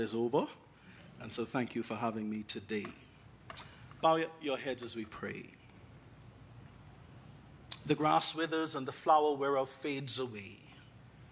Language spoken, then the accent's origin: English; Bahamas; moved away; I am from the beautiful island nation of the Bahamas.